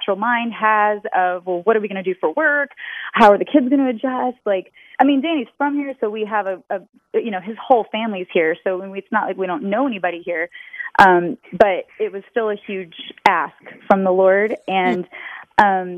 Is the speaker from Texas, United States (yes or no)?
yes; Texas, United States; also born or lived in Los Angeles; now in Indianapolis, United States; I'm originally from Texas.